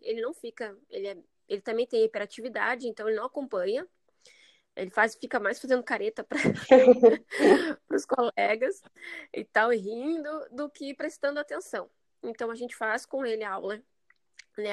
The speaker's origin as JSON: {"language": "Portuguese", "region": "Rio Grande do Sul", "country": "Brazil", "also_born_or_lived": "Cascavel, Paraná", "moved": "as an adult", "lives_now": "São José, Brazil", "said": "nós somos do Rio Grande do Sul, somos gaúcho"}